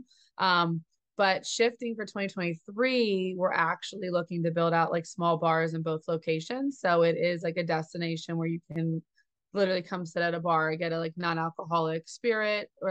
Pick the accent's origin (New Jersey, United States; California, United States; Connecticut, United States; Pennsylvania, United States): New Jersey, United States; Jersey Shore; I grew up at the Jersey Shore as well